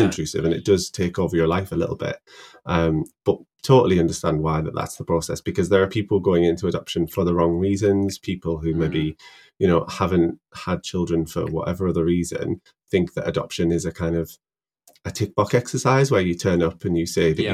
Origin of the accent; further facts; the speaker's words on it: Middlesbrough, North East England, United Kingdom; moved away as an adult; now in Newcastle, United Kingdom; I'm a pharmacist from Middlesbrough